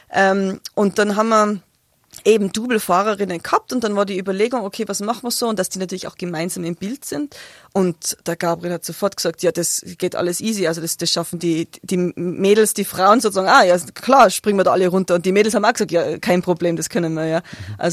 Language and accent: German; Innsbruck, Tyrol, Austria; Ich bin eine der wenigen, ja, ja, ich bin geboren in Innsbruck.